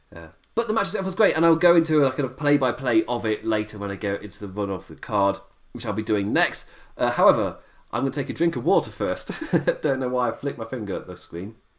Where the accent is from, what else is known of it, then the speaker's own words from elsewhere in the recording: United Kingdom; me as a British viewer